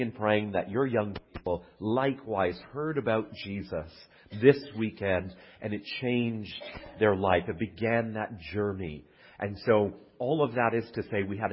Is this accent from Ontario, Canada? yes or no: no; Calgary, Alberta, Canada; moved away as an adult; also born or lived in Oxford, England; I'm from Calgary, Alberta, born and raised